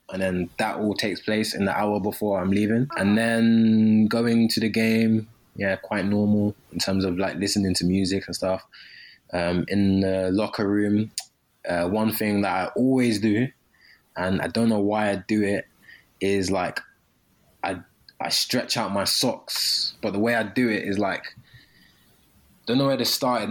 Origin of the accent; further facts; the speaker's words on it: London, United Kingdom; moved away; I'm from London.